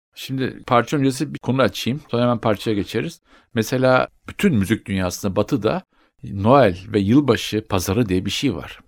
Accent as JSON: {"language": "Turkish", "country": "Turkey", "also_born_or_lived": "Spain", "moved": "yes", "said": "bizim ülkemizde"}